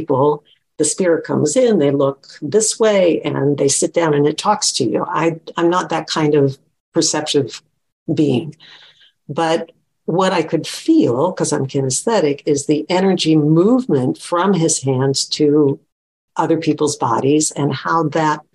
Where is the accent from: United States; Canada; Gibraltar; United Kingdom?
United States; Florida; where I grew up in Florida, nobody touched anybody.